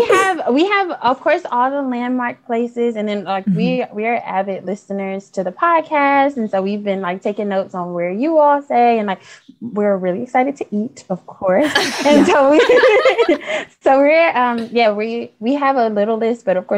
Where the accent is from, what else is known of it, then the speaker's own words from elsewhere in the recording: Detroit, Michigan, United States; Hi, I'm from Detroit, Michigan.